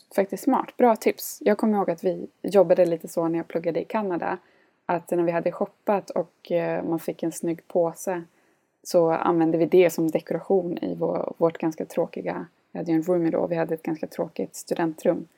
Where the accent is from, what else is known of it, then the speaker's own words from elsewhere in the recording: Gothenburg, Västra Götaland, Sweden; moved away as an adult; also born or lived in India / Munich / Finland; var jag och hälsade på hemma i Göteborg